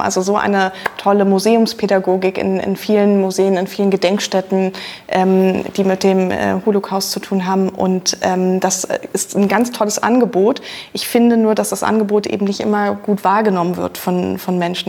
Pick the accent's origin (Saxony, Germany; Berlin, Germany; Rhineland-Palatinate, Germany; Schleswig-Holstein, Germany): Berlin, Germany; ich bin in Berlin zur Schule gegangen, da hat man natürlich auch vieles einfach vor der Tür